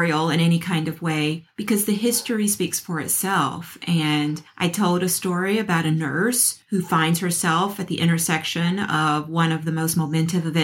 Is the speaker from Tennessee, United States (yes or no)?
yes; Memphis, Tennessee, United States; I grew up in Memphis, Tennessee